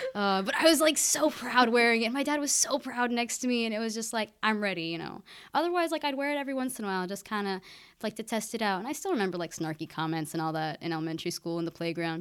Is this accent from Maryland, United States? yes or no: no; Keizer, Oregon, United States; I grew up in Kaiser, just an hour north of, of Corvallis